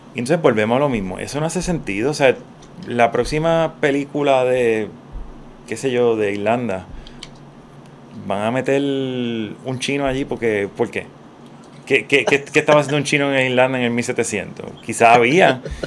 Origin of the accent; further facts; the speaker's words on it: Puerto Rico; also born or lived in Santurce, San Juan; Yo me considero un, puertorriqueño típico